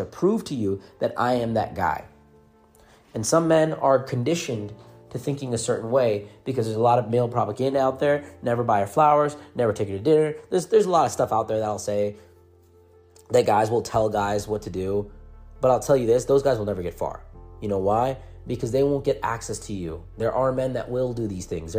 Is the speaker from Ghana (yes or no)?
no; India; English is a second language; moved away; also born or lived in United States; I'm a guy that's from a foreign country. English is not my first language.